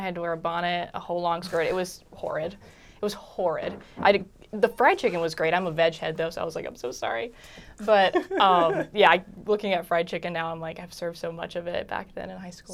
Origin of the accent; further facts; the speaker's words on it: Charlottesville, Virginia, United States; moved away as an adult; now in Richmond, United States; I grew up in Charlottesville, which is only a hop, skip, and a jump.